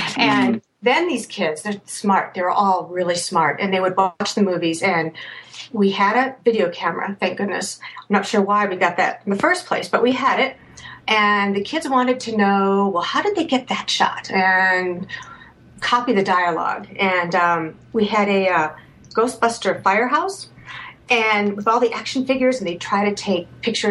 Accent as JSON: {"language": "English", "town": "Hopkins", "region": "Minnesota", "country": "United States", "tie": "born or raised there", "said": "I grew up in Hopkins, Minnesota."}